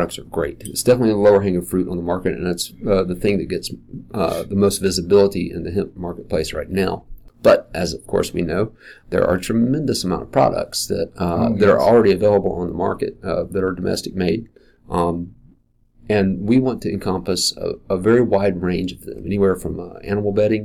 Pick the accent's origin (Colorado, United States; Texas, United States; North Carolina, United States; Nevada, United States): North Carolina, United States; Asheville; I'm native to Asheville. It's my hometown.